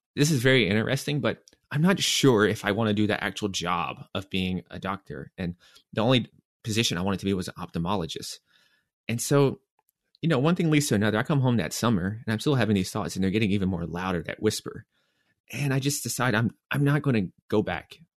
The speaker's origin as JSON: {"language": "English", "town": "Nashville", "region": "Tennessee", "country": "United States", "also_born_or_lived": "New York", "moved": "yes", "said": "I'm from Nashville, Tennessee"}